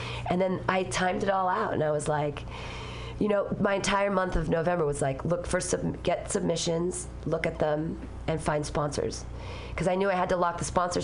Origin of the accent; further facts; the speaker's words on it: Danville, California, United States; also born or lived in Livermore, California; I grew up in Danville